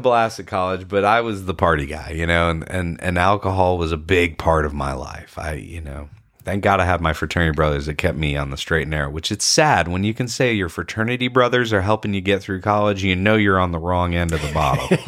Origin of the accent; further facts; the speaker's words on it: Ponte Vedra Beach, Florida, United States; I grew up in Ponte Vedra Beach, Florida